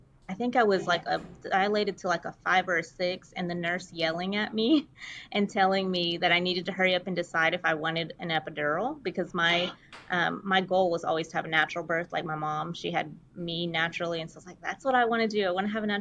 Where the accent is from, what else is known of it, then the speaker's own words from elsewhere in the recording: Fort Worth, Texas, United States; I am from Fort Worth, Texas, which is close to Dallas